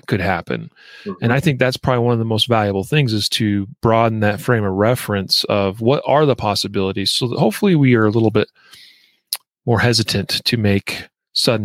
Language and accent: English; Idaho Falls, Idaho, United States; moved away; I grew up in Southeast Idaho, and in the city of Idaho Falls